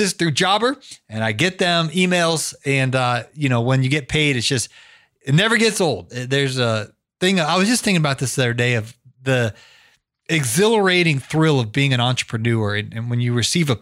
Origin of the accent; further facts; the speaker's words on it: Canton, Ohio, United States; moved away as an adult; now in Atlanta, United States; I grew up in Canton, Ohio, which is like an hour south of Cleveland